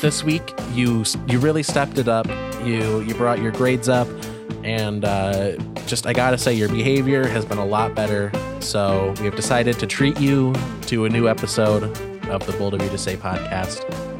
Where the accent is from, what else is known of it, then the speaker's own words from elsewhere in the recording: United States; As an American